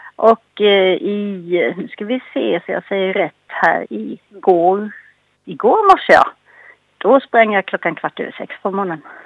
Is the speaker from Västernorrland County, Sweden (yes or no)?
no; Anderstorp, Jönköping County, Sweden; moved away; also born or lived in Gränna; där jag kommer ifrån, jag är från eh, Anderstorps Gislaved